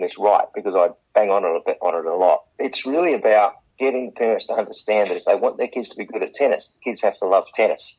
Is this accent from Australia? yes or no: yes; Port Pirie, South Australia, Australia; now in Adelaide, Australia; We came from Port Pirie.